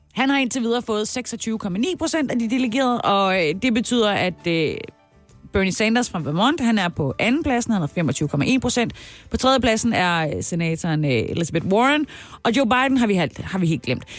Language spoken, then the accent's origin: Danish; Haderslev, Southern Denmark, Denmark; min hjemby, Hasle, Haderslev, Oder Hardersleppen